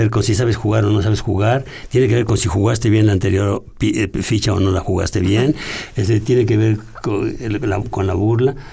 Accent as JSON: {"language": "Spanish", "town": "Tlalnepantla", "region": "State of Mexico", "country": "Mexico", "tie": "born or raised there", "said": "En Tlalepantla, pero en un barrio así."}